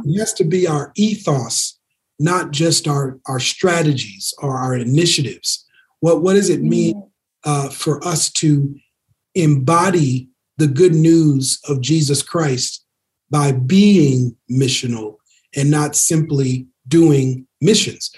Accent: Minneapolis, Minnesota, United States; my hometown, Minneapolis

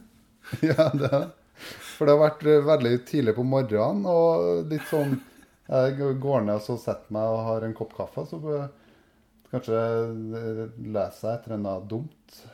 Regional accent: Verran, Trøndelag, Norway; jeg er fra Verran

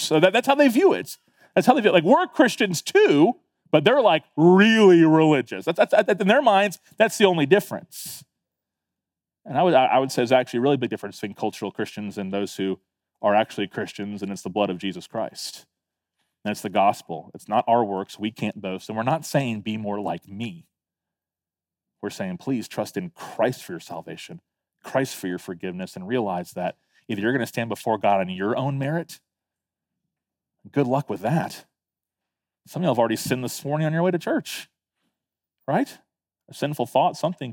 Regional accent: Tallahassee, Florida, United States; also born or lived in Fort Lauderdale, Florida; now in Beaufort, United States; I was nine years old when we moved to Tallahassee

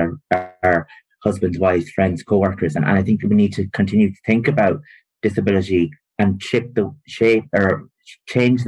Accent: rural Longford, Drumleesh, County Longford, Ireland; also born or lived in Maynooth; I'm from rural Longford, so I'm from Drumleesh, a small village. I'm the youngest of 9 children. I went through mainstream primary school, secondary school

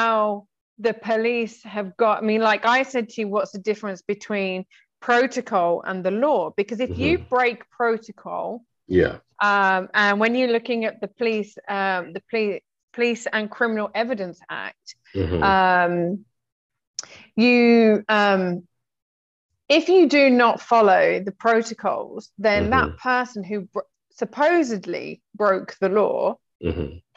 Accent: England, United Kingdom; I'm English

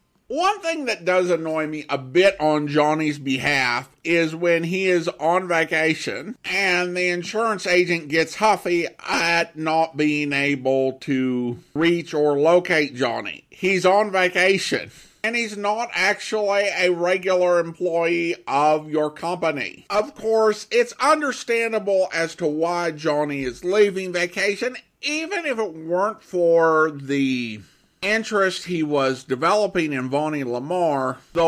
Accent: Florida, United States; I grew up in South Florida

